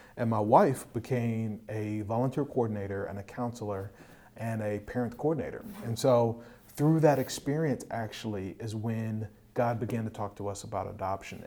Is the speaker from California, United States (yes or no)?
no; Hampton Roads, Virginia, United States; also born or lived in Washington, D.C.; born and raised in Hampton Roads, Virginia area, also called the 757